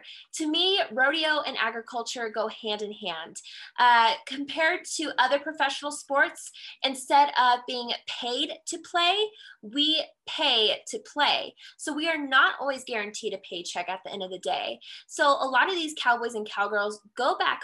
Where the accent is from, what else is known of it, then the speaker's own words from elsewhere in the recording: Colorado, United States; I am from the Centennial State of Colorado